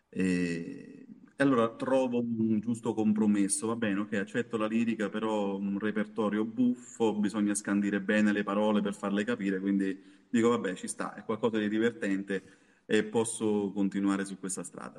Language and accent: Italian; Ariano Irpino, Campania, Italy; sono campano, ah, Ariano Irpino